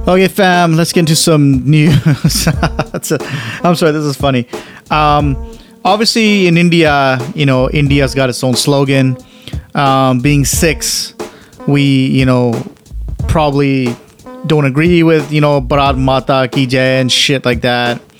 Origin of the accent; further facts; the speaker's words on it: Canada; I'm Canadian, we sing "Oh Canada," and I'm proud to sing "Oh Canada." I'm born and raised in this country